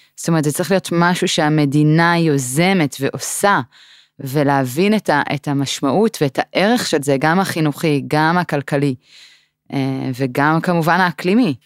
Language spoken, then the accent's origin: Hebrew; Israel